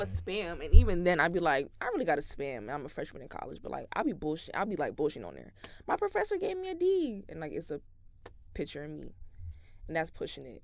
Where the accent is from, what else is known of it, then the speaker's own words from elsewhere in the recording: New York City, New York, United States; I was born very much in the Bronx